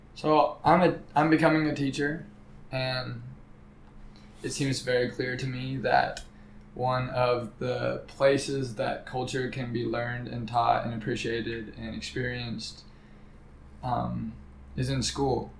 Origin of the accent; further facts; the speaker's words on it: Midwest, United States; I'm like from the Midwest.